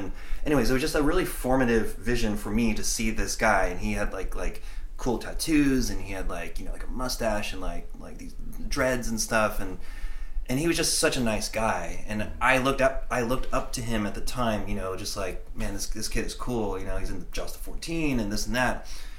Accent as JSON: {"language": "English", "region": "Connecticut", "country": "United States", "tie": "born or raised there", "said": "we grew up in Connecticut"}